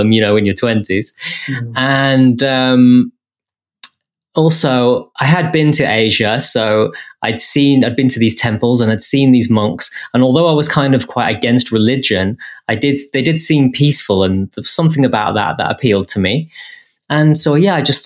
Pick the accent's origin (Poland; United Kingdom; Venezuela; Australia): United Kingdom; England; being English and the way I was brought up